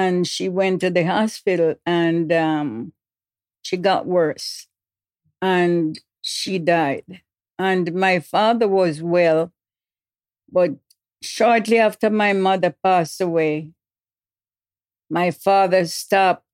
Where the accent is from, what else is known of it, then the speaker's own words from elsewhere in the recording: Fair Prospect, Portland, Jamaica; moved away; Upper Fair Prospect. Portland, Jamaica, West Indies. That's where I was born.